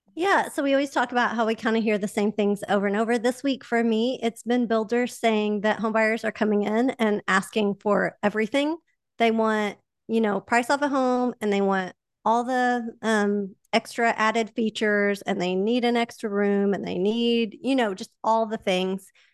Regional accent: Oklahoma, United States; accent: Oklahoma; my Oklahoma accent

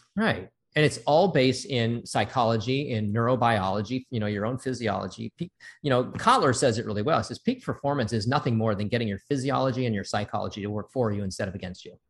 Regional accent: Santa Monica, California, United States; I was born and raised in Santa Monica.

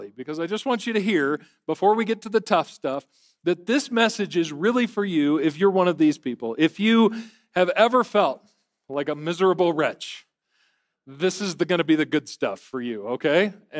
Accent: Michigan, United States; I'm from Michigan.

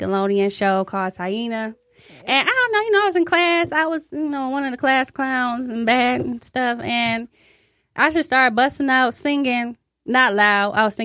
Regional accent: Detroit, Michigan, United States; born and raised in Detroit. Grew up all around Detroit, thanks to my mama.

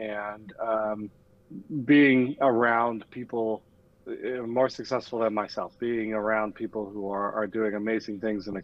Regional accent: Denver, Colorado, United States; moved away as an adult; now in Milwaukee, United States; born and raised in Denver, Colorado

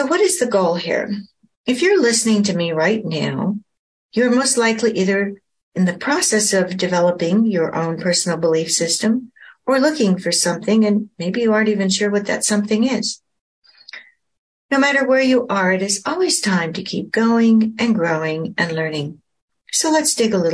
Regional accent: Oregon coast, United States; also born or lived in Portland, Oregon; I was born in Portland, Oregon, and spent much of my childhood on the Oregon coast

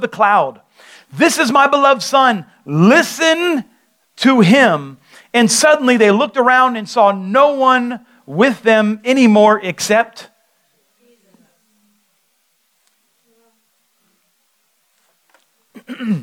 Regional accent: Delray Beach, Florida, United States; I grew up in Delray

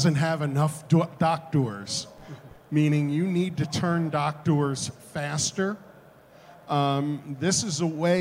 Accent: Philadelphia, Pennsylvania, United States; I'm from Philadelphia

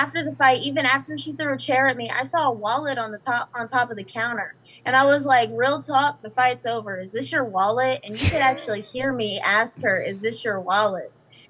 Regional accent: the South, United States

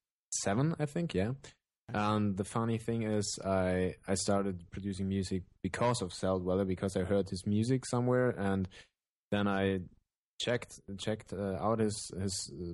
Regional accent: Germany; from Germany. I'm 26 years old

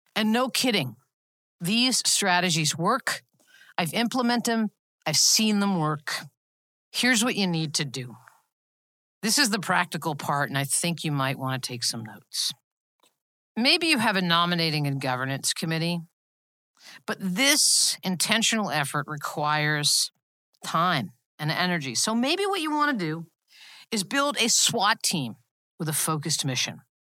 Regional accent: Long Island, New York, United States; my hometown on Long Island

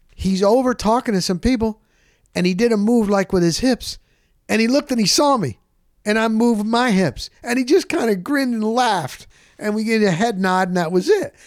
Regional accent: New Jersey, United States; now in Tampa, United States; I'm from Jersey

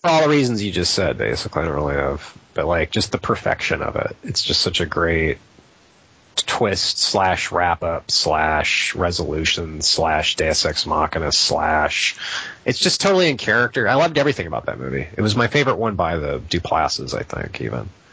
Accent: United States; I'm an American

